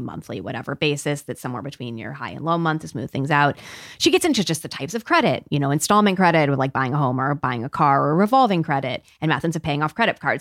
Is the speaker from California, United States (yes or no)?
no; Peoria, Illinois, United States; growing up in Peoria slash Dunlap, Illinois, where I also grew up.